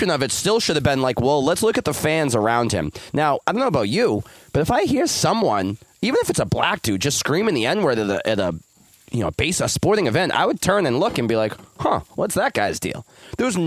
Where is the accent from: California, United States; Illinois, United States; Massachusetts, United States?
Massachusetts, United States; Boston; I'm from Boston